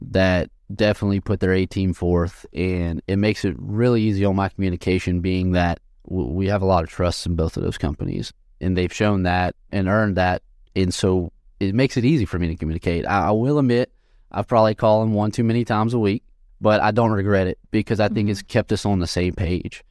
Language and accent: English; Sulphur, Louisiana, United States; moved away as an adult; also born or lived in Lafayette, Louisiana; I'm from Sulphur, Louisiana, which is, is I told you earlier, you know, near Texas. And I graduated from Sulphur High School